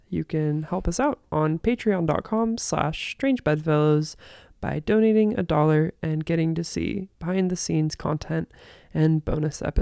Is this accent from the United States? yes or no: no; France; born there; I was born in France.